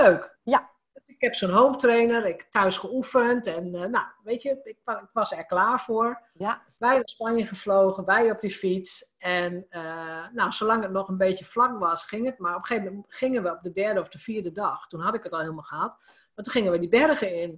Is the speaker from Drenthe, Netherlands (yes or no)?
yes; Drenthe, Netherlands; als gewoon Drents meisje